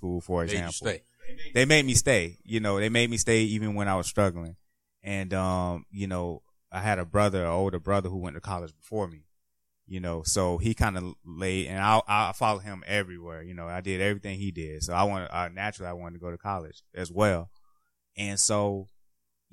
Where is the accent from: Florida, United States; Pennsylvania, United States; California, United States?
Florida, United States; Jacksonville; now in Washington, D.C., United States; I'm from Jacksonville